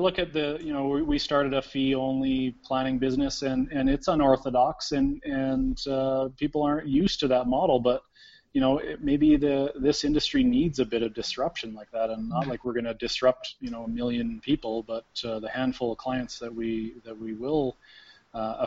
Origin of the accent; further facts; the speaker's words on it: Canada; we're Canadian